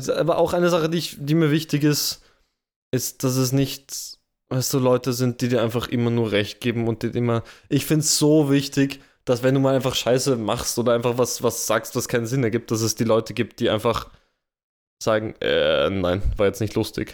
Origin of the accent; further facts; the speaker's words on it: Vienna, Austria; Wien ist meine Heimat. Da komme ich her